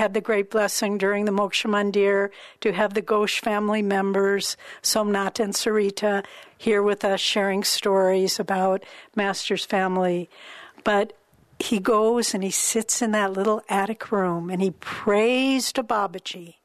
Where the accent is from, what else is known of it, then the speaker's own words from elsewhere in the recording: St. Louis, Missouri, United States; I was born in St. Louis, Missouri